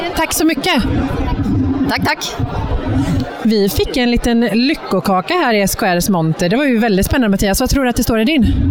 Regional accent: Brunflo, Jämtland, Sweden; Jag är från Brunflo

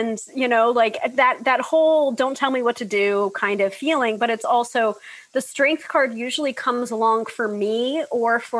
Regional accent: New York, United States; the New Yorker

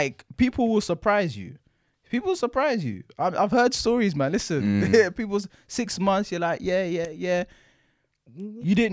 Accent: Jamaica; I'm from Jamaica.

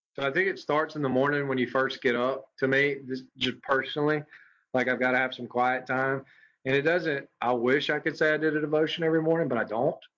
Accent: Madison, Mississippi, United States; moved away as an adult; also born or lived in Hammond, Louisiana; now in Meridian, United States; I am born and raised in Madison, Mississippi

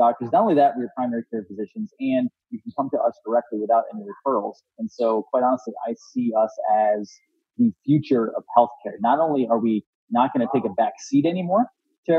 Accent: Florida, United States; I'm from Florida

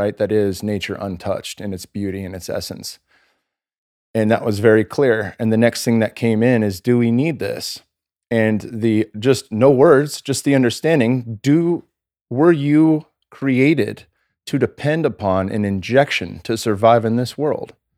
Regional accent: California, United States; I'm from California.

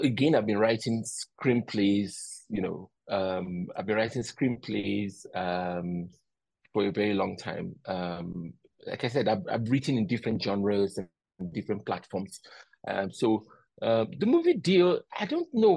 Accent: Nigeria; where I come from as a Nigerian

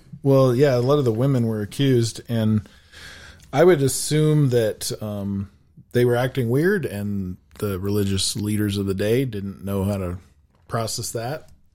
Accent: Laramie, Wyoming, United States; also born or lived in Chadron, Nebraska / Casper, Wyoming; I was born in Laramie, Wyoming, so I've been pretty much in Wyoming my whole life, um, other than just a small stint in Shatter, Nebraska

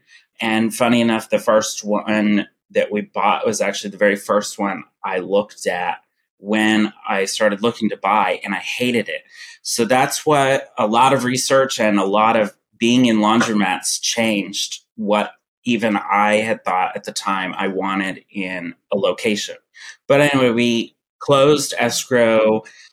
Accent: Kentucky, United States; moved away as an adult; now in Los Angeles, United States; I'm from Kentucky, and I had a retail store there

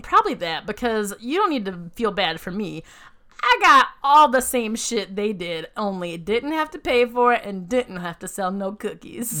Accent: Savannah, Georgia, United States; I'm from Savannah, Georgia

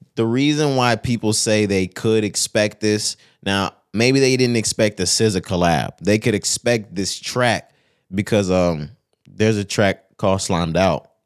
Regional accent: Texas, United States; we're from Texas

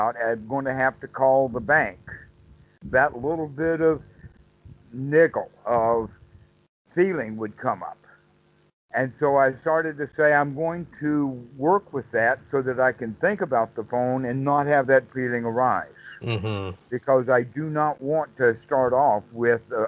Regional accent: the South, United States; I'm from the South

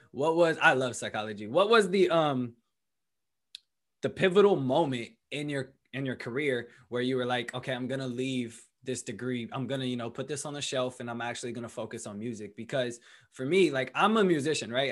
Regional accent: Berkeley, California, United States; moved away as an adult; also born or lived in Colorado; growing up in Berkeley, um, you know, my whole life, all throughout my childhood, that's you know what raised me

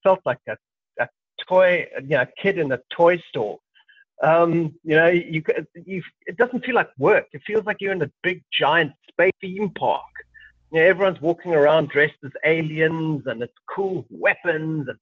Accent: South Africa; being a South African

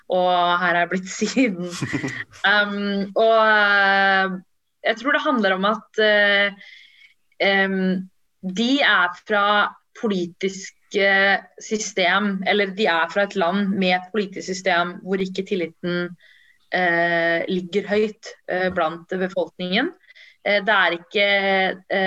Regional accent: Norway; also born or lived in Sri Lanka; jeg er jo norsk, først og mm. fremst. Og så har jeg tamisk bakgrunn

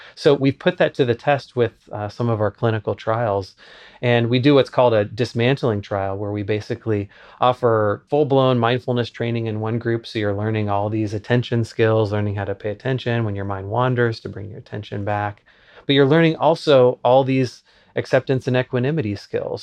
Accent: Lincoln, Nebraska, United States; I grew up in Lincoln, Nebraska as a professor's kid.

